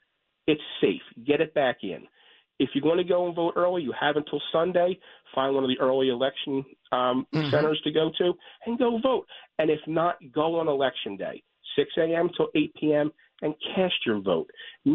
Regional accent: Gloucester Township, New Jersey, United States; Gloucester Township, my hometown

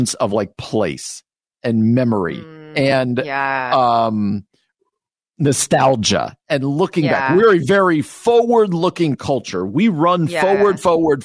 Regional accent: New Jersey, United States; moved away; I grew up in New Jersey.

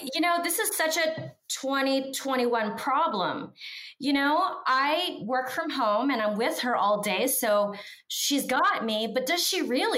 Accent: Newark Granville area, Ohio, United States; I come from Newark Granville area

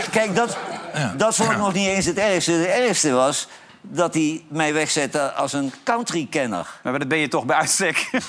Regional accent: Netherlands; wij als Nederlanders

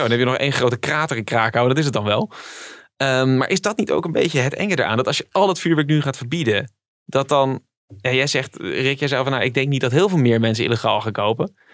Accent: Netherlands; we komen uit Nederland

